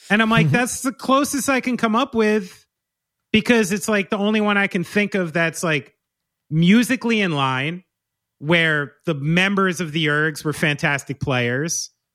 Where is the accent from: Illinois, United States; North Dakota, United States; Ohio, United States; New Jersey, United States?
New Jersey, United States; I'm from here. I'm from New Jersey